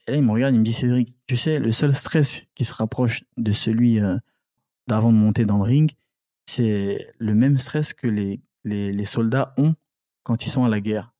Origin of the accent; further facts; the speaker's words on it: Angoulême, Nouvelle-Aquitaine, France; also born or lived in Cameroon / Paris; c'est là où j'ai grandi à Angoulême, noir de, la période collège, lycée, etc. J'ai grandi à Angoulême